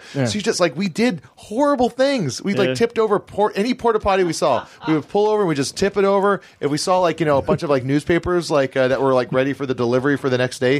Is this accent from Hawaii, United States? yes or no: yes; Hawaii, United States; we're both born and raised in Hawaii